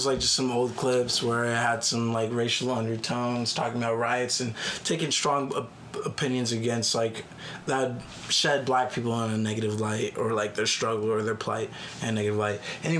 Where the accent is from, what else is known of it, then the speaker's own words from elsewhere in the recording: United States; I'm also an American. I was born in America. My mom was born in America.